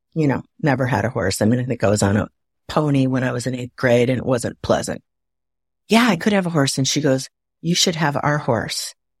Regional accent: Waukegan, Illinois, United States; also born or lived in Napa Valley, California; now in Atlanta area, United States; I'm from Waukegan, Illinois

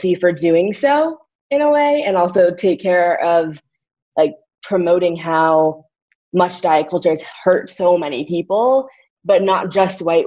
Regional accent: St. Louis, Missouri, United States; moved away; also born or lived in Northwestern University, Illinois; growing up in St. Louis

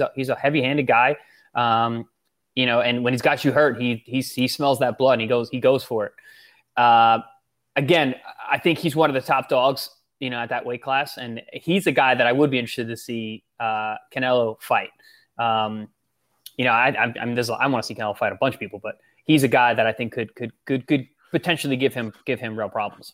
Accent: Long Island, New York, United States; I'm from New York

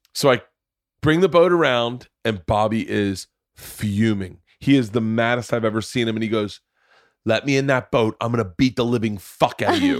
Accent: Florida, United States; I grew up in Florida

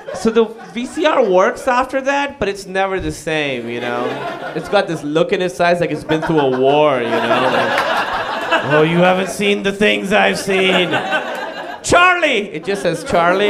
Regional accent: Pakistan; moved away; I moved away from Pakistan

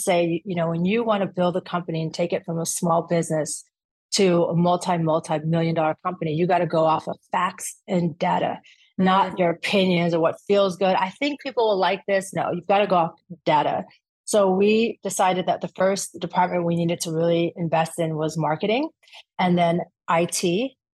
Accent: Orange County, California, United States; also born or lived in Atlanta / Afghanistan; I went to UCLA, so I'm originally from Orange County

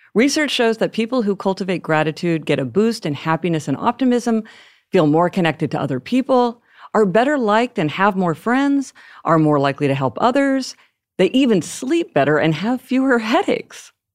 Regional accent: Kansas City, Missouri, United States; now in New York City, United States; I grew up in Kansas City, Missouri, and when I was a child, I rarely heard anyone speak a language other than English.

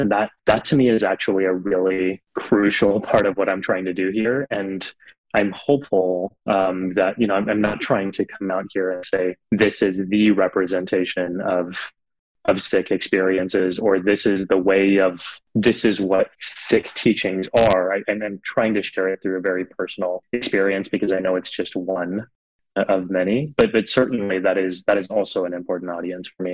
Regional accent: South Texas, United States; growing up in Texas, looking so different.

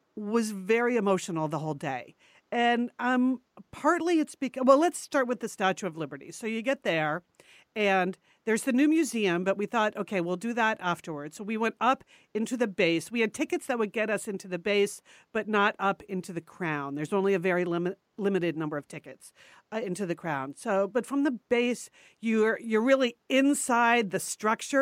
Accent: New York, United States; moved away; all those years we grew up right outside of New York City, and all the years I lived in New York City

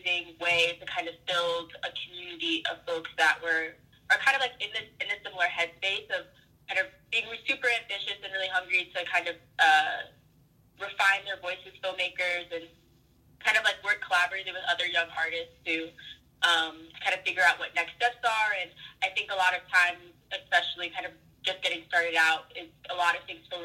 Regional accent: Oklahoma, United States; moved away as an adult; also born or lived in Ithaca, New York; now in Brooklyn, United States; I grew up in Oklahoma

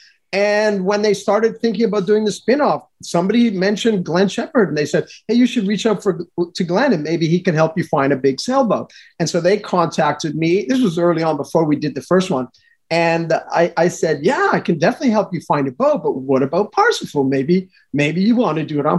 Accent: Montreal, Quebec, Canada; moved away; I'm originally from Montreal, Canada

